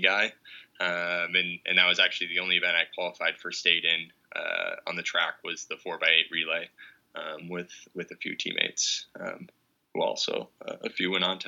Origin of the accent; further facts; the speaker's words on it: Green Bay, Wisconsin, United States; I was born and raised in Green Bay, Wisconsin, and went to Ashwaubenon High School